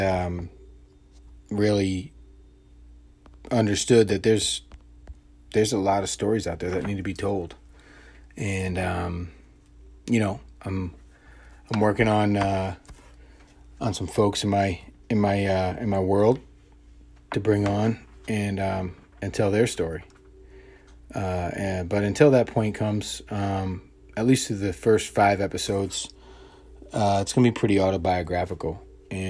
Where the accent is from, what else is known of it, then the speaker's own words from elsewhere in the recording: Montgomery County, Maryland, United States; moved away; I grew up outside Washington, D.C. in a county called Montgomery County, Maryland